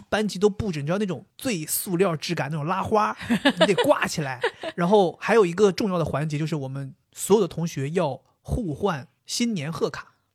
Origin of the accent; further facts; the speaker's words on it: China; 我们作为中国人